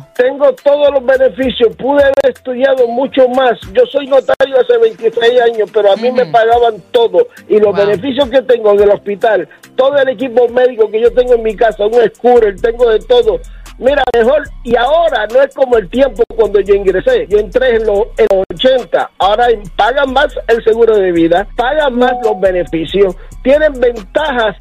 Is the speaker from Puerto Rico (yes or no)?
yes; Puerto Rico; moved away as an adult; salí de Bucaram, Puerto Rico, a los 18 años